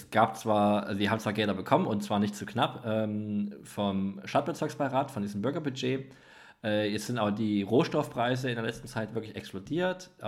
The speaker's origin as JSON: {"language": "German", "town": "Leipzig", "region": "Saxony", "country": "Germany", "tie": "born or raised there", "said": "ich bin ja im Leipziger Norden aufgewachsen"}